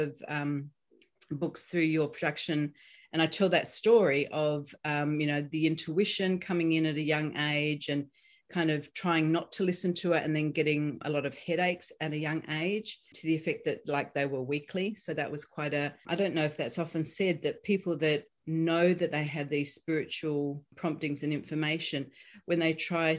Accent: Australia; now in United States; you're going to notice my accent. So I'm Australian, but I'm living here in the United States

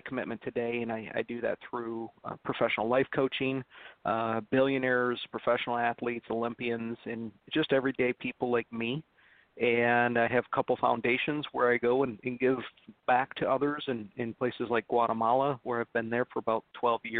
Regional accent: Detroit, Michigan, United States; I'm from Motown

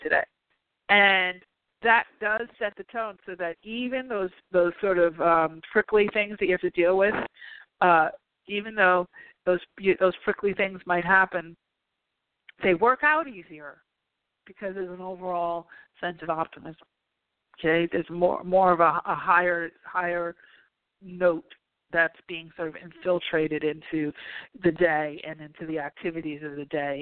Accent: New York, United States; now in California, United States; being a New Yorker

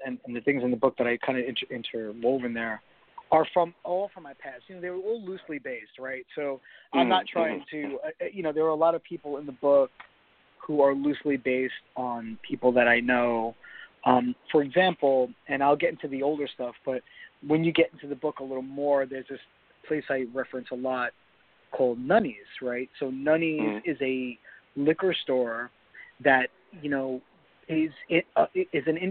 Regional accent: New York City, New York, United States; growing up in Queens

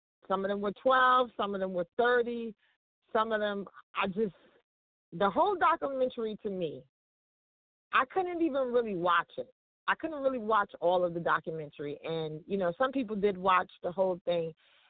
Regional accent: New York City, New York, United States; You know I'm from Harlem, right?

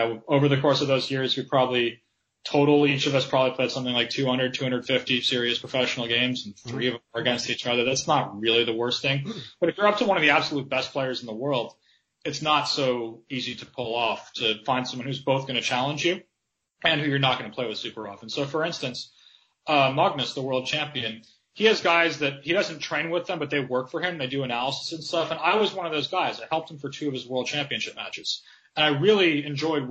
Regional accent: United States; growing up in America

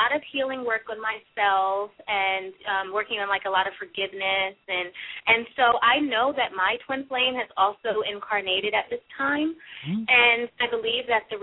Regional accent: New Jersey, United States; now in Los Angeles, United States; I'm from New Jersey

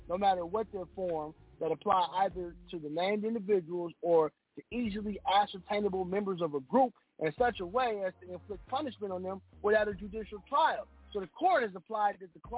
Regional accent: United States; I was born in America. I'm an American.

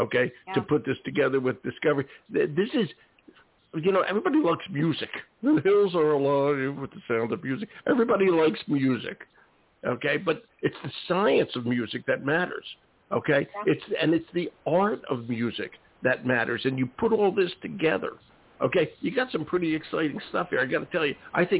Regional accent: Philadelphia, Pennsylvania, United States; now in Maine, United States; I'm from Philadelphia and quite urban

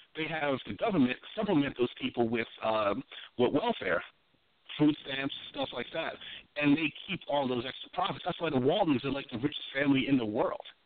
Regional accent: New York, United States; moved away; also born or lived in Washington, D.C.; I was from New York

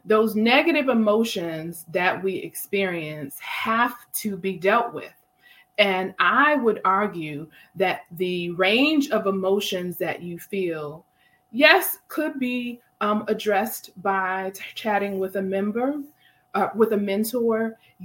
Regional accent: Milwaukee, Wisconsin, United States; I have my girls from Milwaukee, my hometown

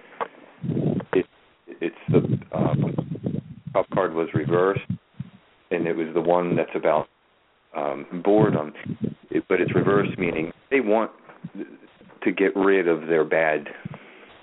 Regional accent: Baltimore, Maryland, United States; now in New Orleans, United States; I'm from Baltimore, and they say that in Baltimore

